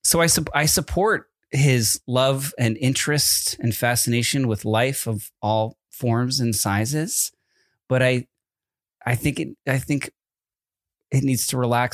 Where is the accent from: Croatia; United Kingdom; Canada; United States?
United States; East Coast; moved away; Growing up in the East Coast